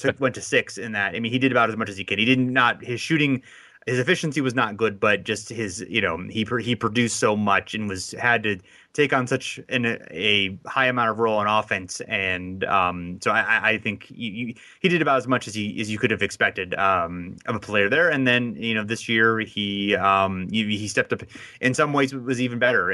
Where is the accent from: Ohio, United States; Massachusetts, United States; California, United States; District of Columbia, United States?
Ohio, United States; I'm from Ohio